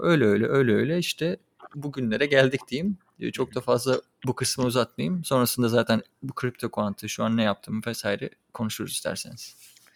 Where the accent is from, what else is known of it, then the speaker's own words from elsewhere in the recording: Çanakkale, Turkey; moved away; also born or lived in Kocaeli; Çanakkale'de doğdum. Orada doğup büyüdüm.